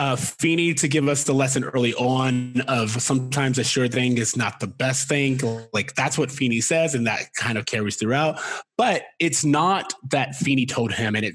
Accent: Florida, United States; We're from Florida

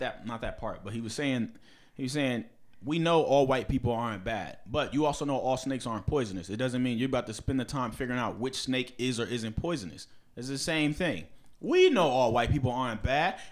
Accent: Bethesda, Maryland, United States; I'm from the Bethesda Naval Hospital in fucking Maryland, 'cause that's where the fuck I was born.

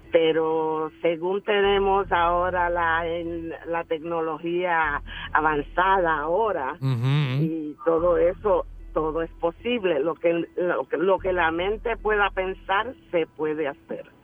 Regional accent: Puerto Rico; yo soy puertorriqueña

